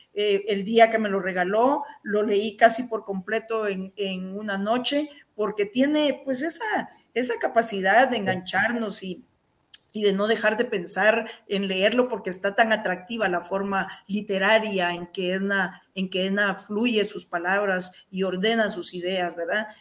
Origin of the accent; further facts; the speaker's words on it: eastern Guatemala, Guatemala; quienes somos de Oriente